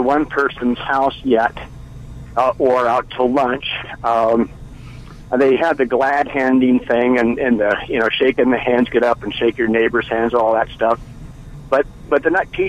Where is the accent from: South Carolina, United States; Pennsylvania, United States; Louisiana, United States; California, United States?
California, United States; Bay Area; I grew up in the Bay Area